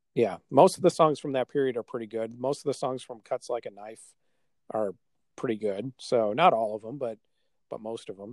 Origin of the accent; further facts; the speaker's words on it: Milwaukee, Wisconsin, United States; we're from Milwaukee